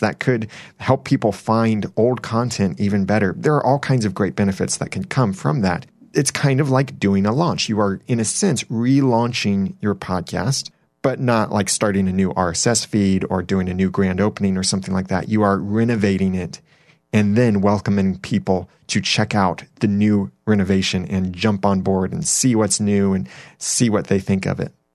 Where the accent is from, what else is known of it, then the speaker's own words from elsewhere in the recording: Southern California, United States; moved away; I grew up in Southern California, so I call it soda, and everyone around me calls it pop